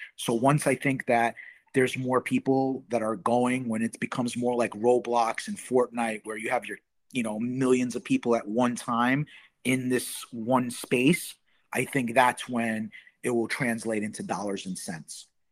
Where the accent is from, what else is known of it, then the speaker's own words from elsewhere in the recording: New York, United States; I'm from New York